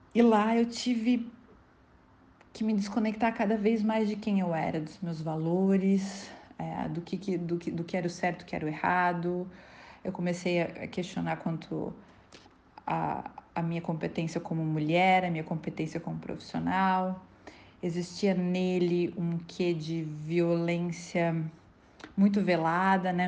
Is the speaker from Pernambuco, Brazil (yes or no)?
no; Santa Catarina, Brazil; moved away as an adult; also born or lived in São Paulo; voltei para Santa Catarina, que é no meu estado natal